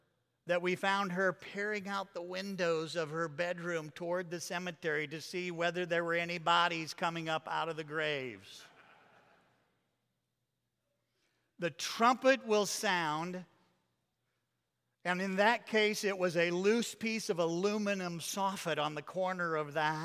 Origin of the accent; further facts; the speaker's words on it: Iowa, United States; The house that I grew up in Iowa, had from our bedroom windows a commanding view of the church's cemetery.